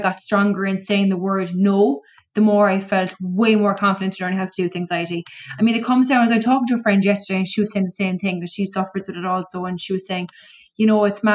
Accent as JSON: {"language": "English", "town": "Cork", "region": "Munster", "country": "Ireland", "said": "I'm from Cork"}